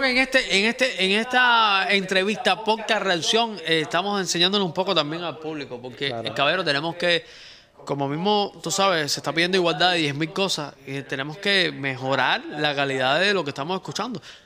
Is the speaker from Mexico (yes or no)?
no; Cuba; nosotros somos cubanos